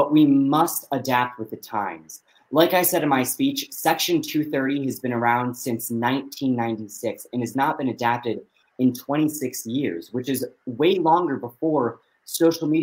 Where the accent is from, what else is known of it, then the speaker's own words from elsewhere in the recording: United States; born and raised in America